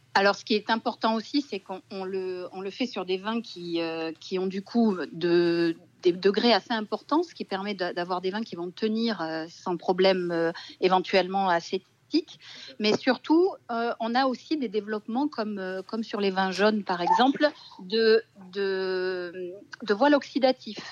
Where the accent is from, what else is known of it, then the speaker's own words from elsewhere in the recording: Bordeaux, Nouvelle-Aquitaine, France; now in Roussillon, France; Je suis bordelaise